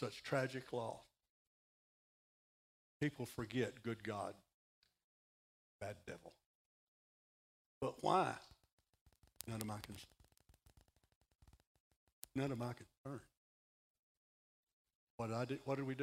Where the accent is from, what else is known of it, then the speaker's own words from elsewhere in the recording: Texas, United States; I'm from Texas